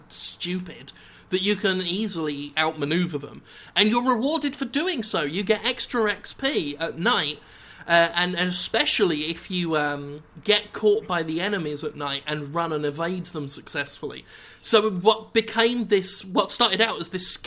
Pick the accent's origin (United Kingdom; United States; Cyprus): United Kingdom; Erith, London; I was born and raised in Erith